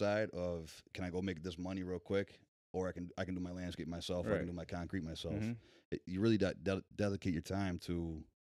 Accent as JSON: {"language": "English", "town": "Syracuse", "region": "New York", "country": "United States", "tie": "born or raised there", "said": "growing up in Syracuse, my father was self-employed for 30 years"}